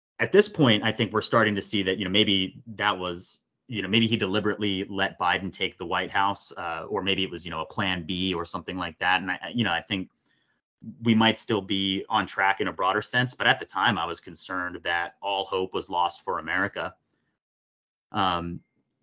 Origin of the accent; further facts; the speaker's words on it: New Jersey, United States; moved away as an adult; also born or lived in New York City / Los Angeles; now in Santa Monica, United States; I was born in New Jersey to kind of a typical upper middle class Democrat family